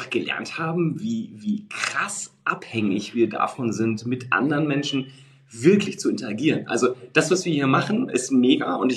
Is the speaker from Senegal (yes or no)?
no; Münster, North Rhine-Westphalia, Germany; ich komme ja hier aus Münster und Münster ist mhm. jetzt 300.000, ist auch keine, keine Weltstadt, aber äh, zumindest eine sehr schöne, schöne Stadt